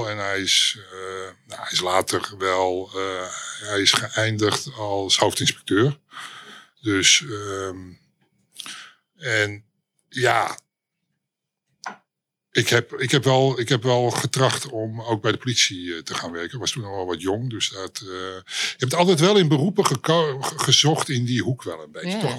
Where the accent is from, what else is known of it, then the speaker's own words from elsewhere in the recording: Amsterdam, North Holland, Netherlands; Ja, ik, ehm, ik ben eh, eh, oorspronkelijk Amsterdammer.